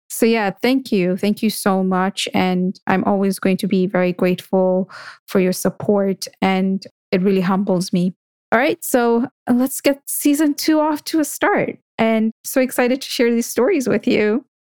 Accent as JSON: {"language": "English", "country": "Kenya", "said": "as a Kenyan of Indian descent"}